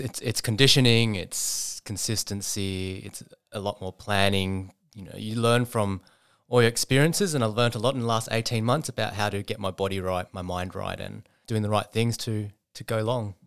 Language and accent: English; Sydney, New South Wales, Australia; I was, um, raised in a suburb called Epping, up in the northwest of Sydney